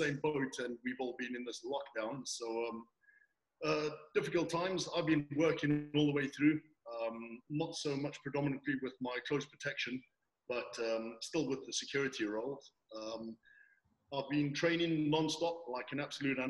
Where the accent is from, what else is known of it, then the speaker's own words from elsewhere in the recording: South Africa; moved away as an adult; now in Devon, United Kingdom; I'm originally from South Africa, born and bred